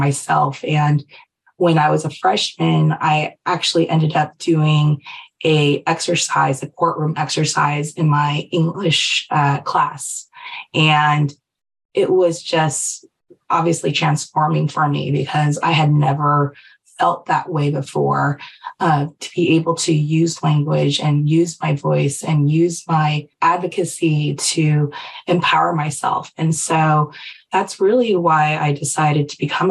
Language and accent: English; Silicon Valley, California, United States; I was raised in Silicon Valley